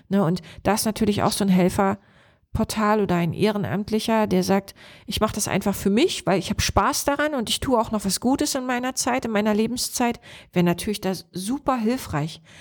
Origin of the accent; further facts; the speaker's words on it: Lower Lusatia, Brandenburg, Germany; Unser Landkreis hier, Spree-Neiße, Cottbus, Oberspreewald-Lausitz, wir sind mit die Region in Brandenburg mit der höchsten Hochaltrigkeit.